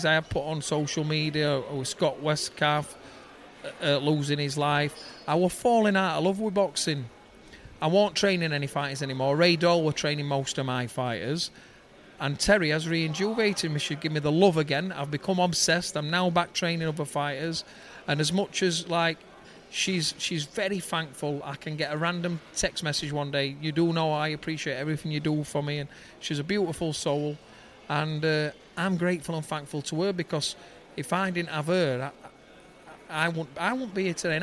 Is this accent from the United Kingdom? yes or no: yes; Denaby Main, Yorkshire and the Humber, United Kingdom; we're from Derryby Main, and it's a little pit village, a council estate